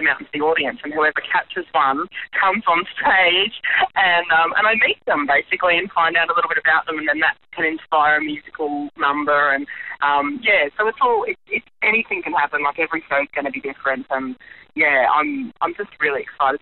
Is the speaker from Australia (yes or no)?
yes; Brisbane, Queensland, Australia; my hometown in Brizzy